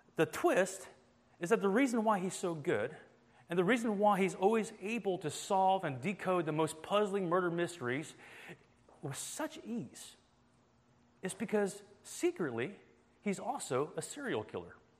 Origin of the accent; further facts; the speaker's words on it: Atlanta, Georgia, United States; moved away as an adult; now in Boston, United States; I'm actually from Atlanta, Georgia